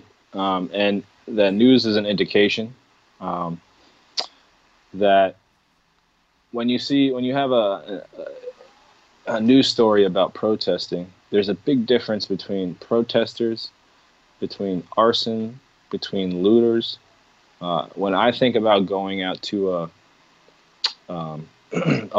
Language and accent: English; United States